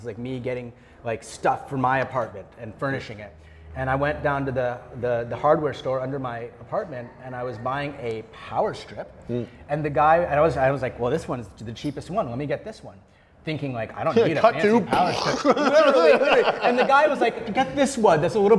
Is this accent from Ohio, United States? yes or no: no; Texas, United States; moved away; also born or lived in California / Chengdu, China; I'm from Texas